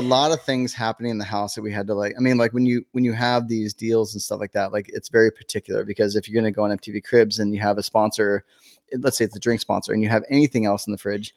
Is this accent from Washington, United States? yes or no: no; Northern California, United States; moved away as an adult; I was from Northern California